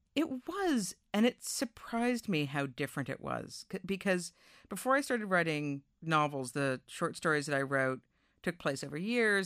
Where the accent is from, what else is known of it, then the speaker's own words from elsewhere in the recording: Newton, Massachusetts, United States; my hometown, Newton, Massachusetts